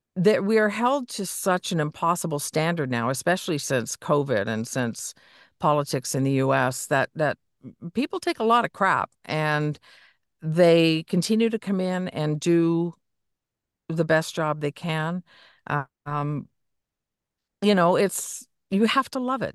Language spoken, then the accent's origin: English; Niagara area, Ontario, Canada; I grew up in the Niagara area.